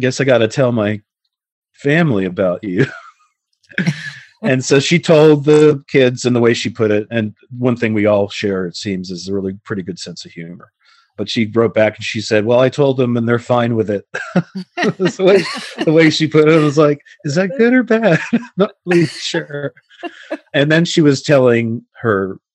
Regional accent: Connecticut, United States; also born or lived in Queens, New York; now in Los Angeles, United States; I grew up in Connecticut, so I wasn't too far away from her, but then I moved all over the country, currently ended up in Los Angeles

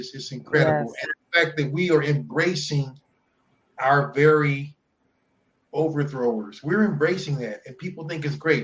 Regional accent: United States; we're American

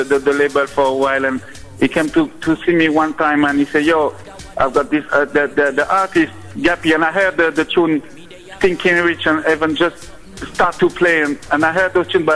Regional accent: France; we're coming from France.

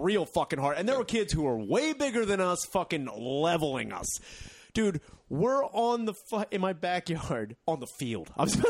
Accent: Royersford, Pennsylvania, United States; Fifth Avenue, where I grew up in Royersford

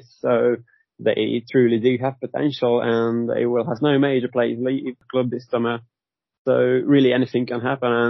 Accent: Hungary; I was born in Hungary.

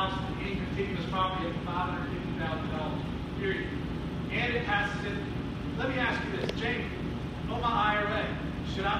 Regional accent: United States; moved away as an adult; also born or lived in San Diego; I'm originally from Union County

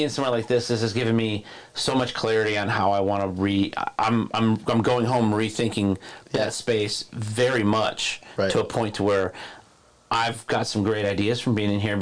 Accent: Detroit, Michigan, United States; I grew up in Detroit.

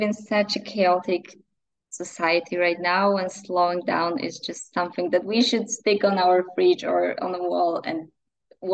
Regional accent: near Wrocław, Lower Silesian Voivodeship, Poland; English is a second language; It's like 50 kilometers from my hometown

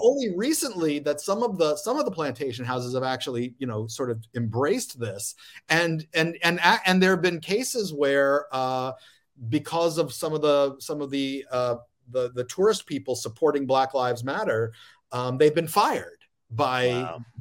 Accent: Lafayette, Louisiana, United States; moved away; also born or lived in Queens, New York / Florida / Indiana; I grew up in Lafayette, Louisiana

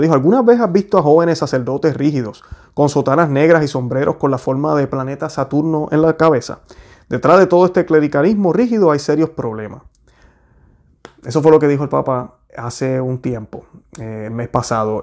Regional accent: Puerto Rico; yo que soy puertorriqueño

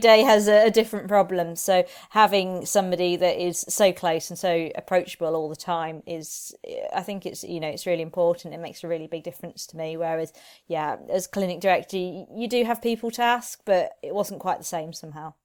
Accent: Reading, South East England, United Kingdom; moved away as an adult; also born or lived in Edinburgh / Dover / Nottingham; now in Derby, United Kingdom; I grew up in Reading.

